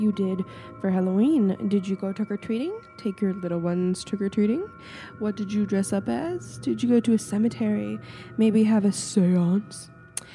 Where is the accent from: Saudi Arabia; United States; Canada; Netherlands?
Canada; I'm in little old Canada where the polar bears are